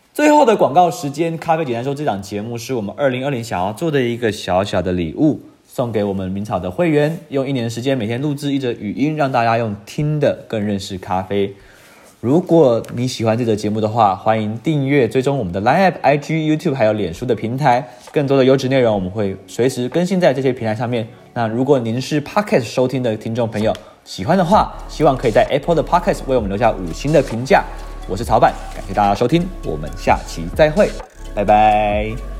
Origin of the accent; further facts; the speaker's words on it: Taiwan; 我们台湾人都会叫它Fix Sixty